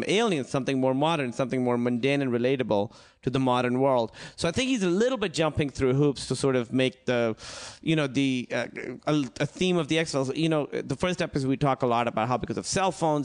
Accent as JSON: {"language": "English", "country": "Pakistan", "tie": "born or raised there", "moved": "yes", "said": "I grew up in Pakistan"}